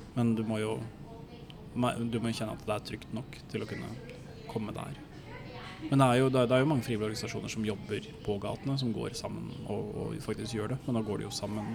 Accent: Norway; Som nordmann

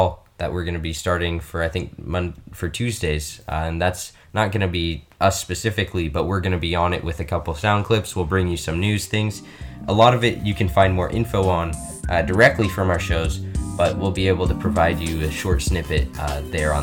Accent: China; now in United States; growing up in China

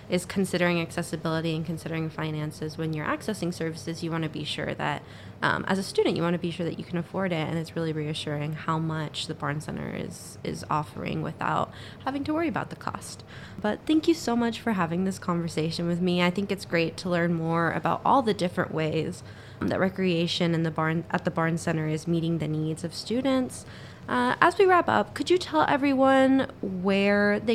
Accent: Texas, United States; now in Syracuse, United States; I'm from Texas where we don't have much ice skating

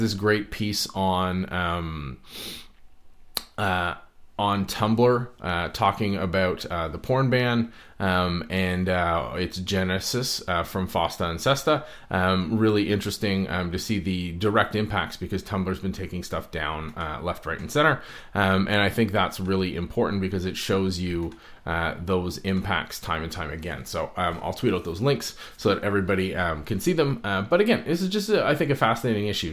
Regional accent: Canada

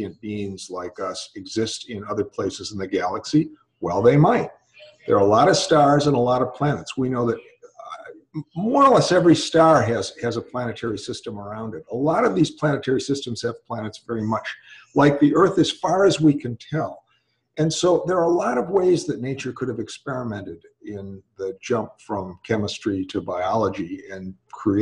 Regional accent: Milwaukee, Wisconsin, United States; moved away; also born or lived in California; Where I grew up. Oh, I grew up in Milwaukee, Wisconsin

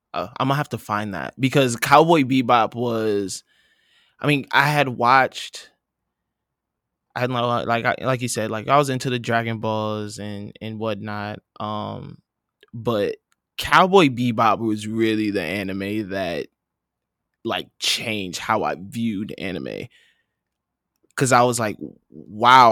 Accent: Saint Paul, Minnesota, United States; I'm from Saint Paul, Minnesota

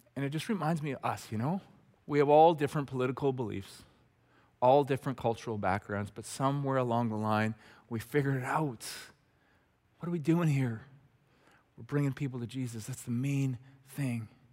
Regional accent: Red Deer, Alberta, Canada; the guys I grew up with in Red Deer

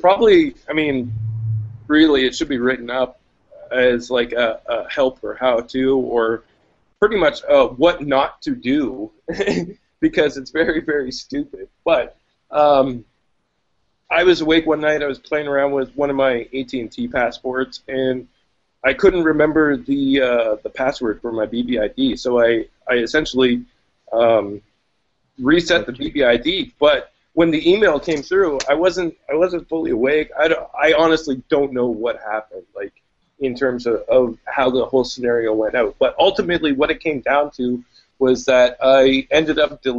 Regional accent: Canada; being Canadian and having that love affair with BlackBerry and, you know, some sense of national pride

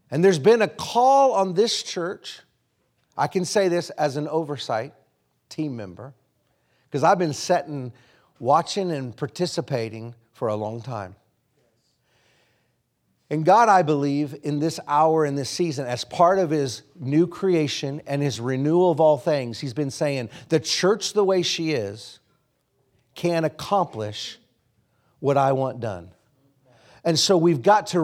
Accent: Oklahoma, United States; moved away; also born or lived in Kansas; I was born in Kansas, but I grew up in Oklahoma

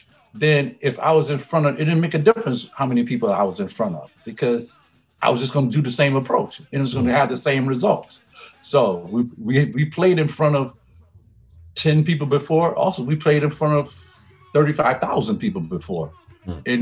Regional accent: Virginia, United States; now in New York, United States; I'm from Virginia

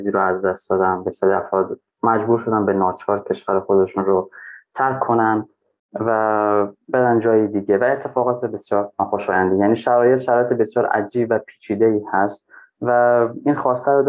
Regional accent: Afghanistan; ببین من افغان هستم از افغانستان هستم تو ایرانی هستی

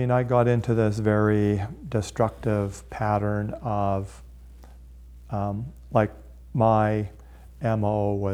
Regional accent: Calgary, Alberta, Canada; and then he found out I was from Calgary.

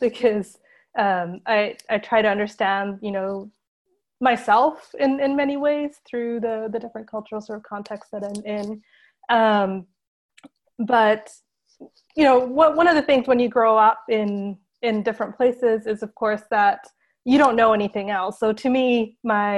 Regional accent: Japan; also born or lived in India / United States; now in London, United Kingdom; I grew up in Japan, actually. So I was born in India, where I lived until I was three. Then my family moved to Japan. And I spent the rest of my childhood there

